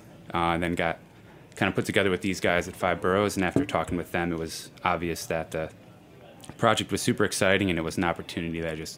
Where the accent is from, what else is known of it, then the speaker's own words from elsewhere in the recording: Buffalo, New York, United States; So I was born and raised